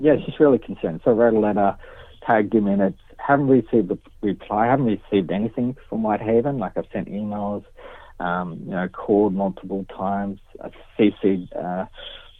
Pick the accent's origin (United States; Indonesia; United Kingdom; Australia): Australia; Gunnedah, New South Wales; I'm from Gunnedah, Aboriginal member